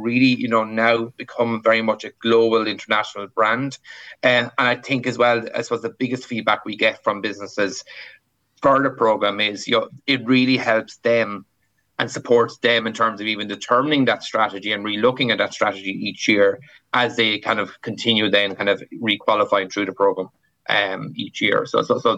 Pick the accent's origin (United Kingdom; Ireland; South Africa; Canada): Ireland; as Irish people